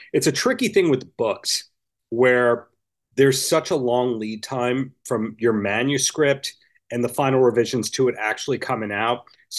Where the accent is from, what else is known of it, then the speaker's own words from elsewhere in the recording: Long Island, New York, United States; also born or lived in Hoboken, New Jersey; where I'm from, Long Island.